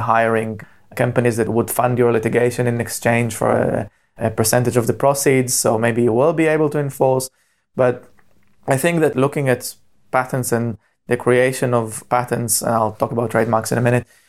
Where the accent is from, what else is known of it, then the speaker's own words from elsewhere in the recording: Israel; moved away as an adult; now in Cambridge, United Kingdom; I was born and bred in Israel